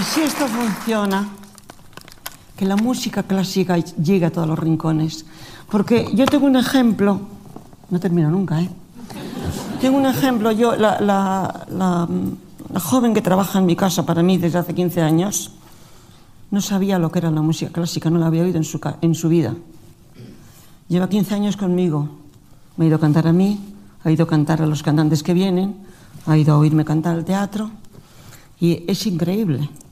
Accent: Spain; Nosotros estamos en España y somos los españoles.

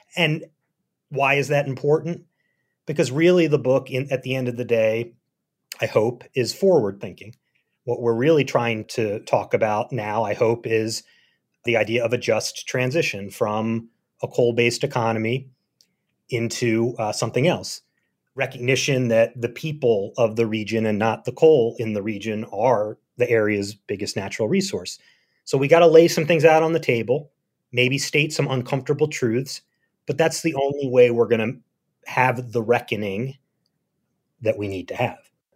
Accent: Philadelphia, Pennsylvania, United States; moved away as an adult; also born or lived in Berlin, Germany / Hazard, Kentucky; I grew up in Philadelphia

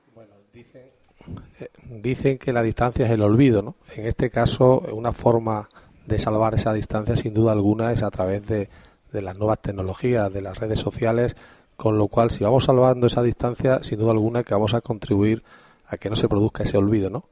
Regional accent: Extremadura, Spain; como extremeño

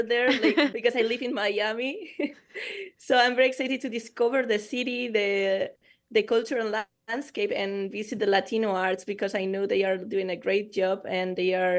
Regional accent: Eibar, Basque Country, Spain; my hometown in Spain. It's called Eibar. It's a small city in the Basque Country.

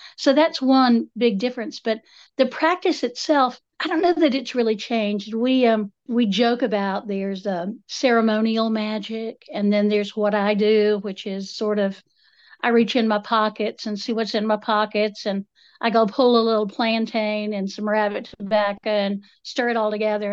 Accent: Appalachia, United States; I'm, I'm Appalachian multiple generations back

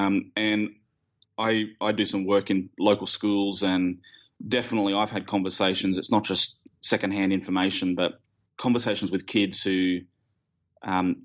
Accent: Australia; we're Australian

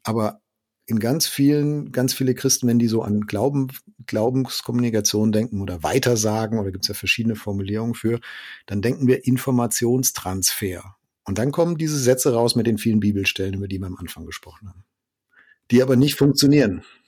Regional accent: Germany; Bei uns in Deutschland

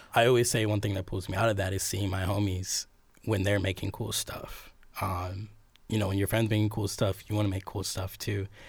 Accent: Cleveland, Ohio, United States; also born or lived in New York; now in Columbus, United States; I've lived in Ohio all my life. I'm from Cleveland

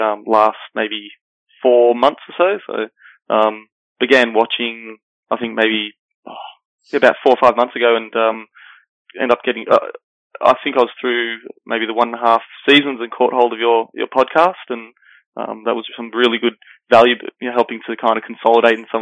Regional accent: Sydney, New South Wales, Australia; I'm from Sydney, Australia

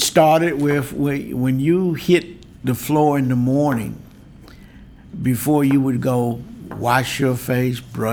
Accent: Deep South, United States; I was just a typical 10-year-old growing up in the Deep South.

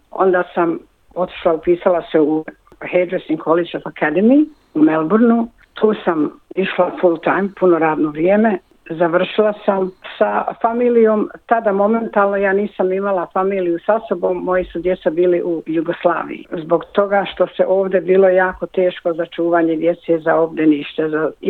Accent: Gornji Rahić, Brčko District, Bosnia & Herzegovina; moved away as an adult; now in Australia; Rođena sam u Gornjem Mrahiću kod Brškog. Došla sam prije 52 godine u Australiju i tu sam otpočela svoj novi život.

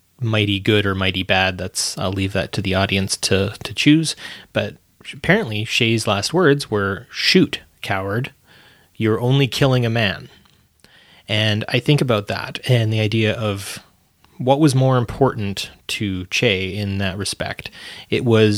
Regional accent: Edmonton, Alberta, Canada; I come from Edmonton, Alberta

